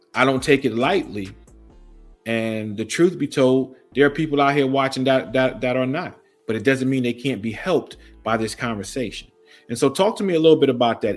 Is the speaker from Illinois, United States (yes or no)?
no; New York City, New York, United States; now in Fredericksburg area, Virginia, United States; born and raised in Brooklyn, New York